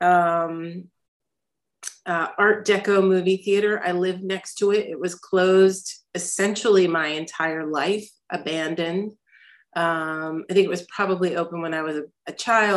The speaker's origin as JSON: {"language": "English", "town": "Albany", "region": "New York", "country": "United States", "tie": "born or raised there", "also_born_or_lived": "New Haven, Connecticut", "lives_now": "New York City, United States", "said": "I grew up in Albany, New York"}